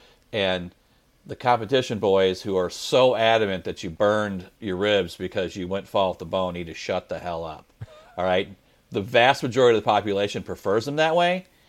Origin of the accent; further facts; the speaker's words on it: Illinois, United States; moved away as an adult; now in St. Louis, United States; Just outside. I grew up in Illinois in suburbs of St. Louis, basically. Yeah. But I've lived now in St. Louis longer than I lived in Illinois. So I moved in my 20s to Missouri to St. Louis